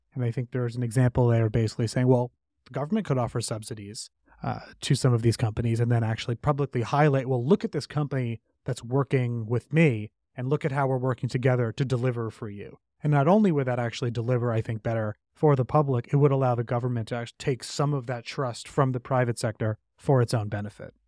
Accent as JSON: {"language": "English", "town": "New York City", "region": "New York", "country": "United States", "tie": "born or raised there", "said": "I grew up in New York City"}